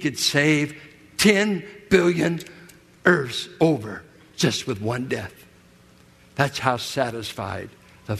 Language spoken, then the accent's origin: English; Richmond, California, United States; where I grew up in Richmond, 6th and Cutting, south of Carlson